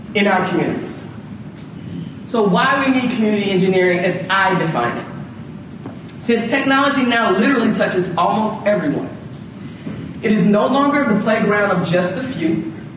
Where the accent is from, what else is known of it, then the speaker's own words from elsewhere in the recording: Atlanta, Georgia, United States; also born or lived in Chicago; as a black female growing up in the South